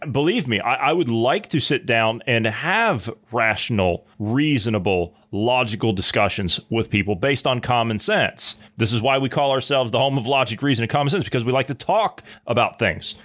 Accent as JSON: {"language": "English", "region": "Ohio", "country": "United States", "said": "I'm from Ohio"}